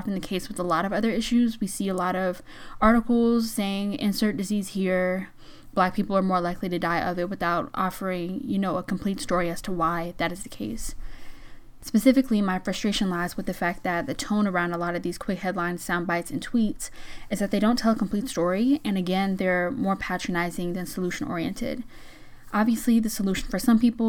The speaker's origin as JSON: {"language": "English", "region": "Georgia", "country": "United States", "tie": "born or raised there", "said": "my home state of Georgia"}